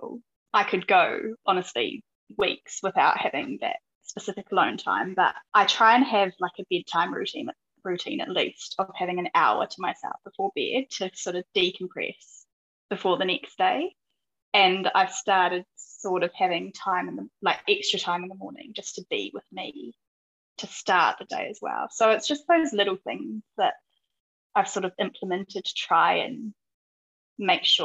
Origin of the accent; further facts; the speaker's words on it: Tauranga, Bay of Plenty, New Zealand; moved away as an adult; also born or lived in Palmerston North, New Zealand / London, United Kingdom / Isle of Man; I grew up in Tauranga, New Zealand